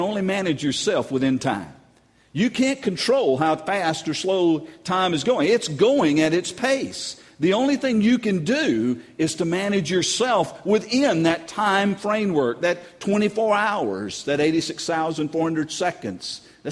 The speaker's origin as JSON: {"language": "English", "region": "North Carolina", "country": "United States", "moved": "yes", "lives_now": "Louisiana, United States", "said": "I'm from North Carolina"}